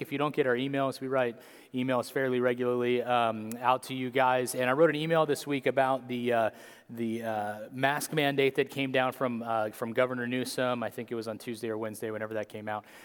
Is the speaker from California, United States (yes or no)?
yes; Atwater, California, United States; also born or lived in Apple Valley / Fresno; we grew up here. Okay? I'm from Merced, or Atwater originally